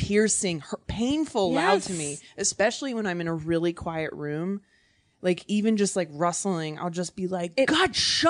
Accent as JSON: {"language": "English", "region": "Virginia", "country": "United States", "also_born_or_lived": "New York", "moved": "yes", "lives_now": "Los Angeles, United States", "said": "I'm from Virginia."}